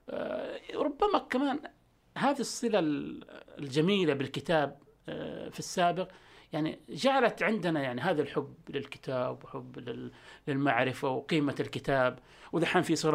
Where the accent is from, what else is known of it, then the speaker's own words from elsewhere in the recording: Jeddah, Makkah Province, Saudi Arabia; ابن جده